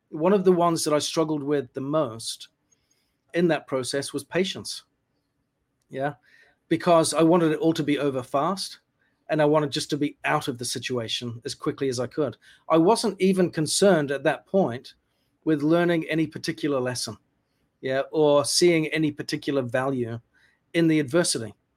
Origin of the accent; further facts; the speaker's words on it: New Zealand; moved away as an adult; also born or lived in United Kingdom; I was born in the UK, grew up in New Zealand.